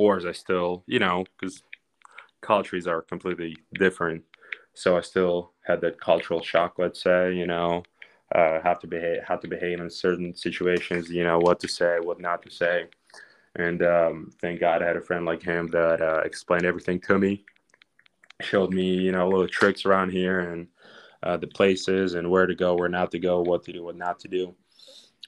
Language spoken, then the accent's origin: English; Ukraine; English is a second language; moved away as an adult; now in United States; We swam together in Ukraine for 5 years before coming here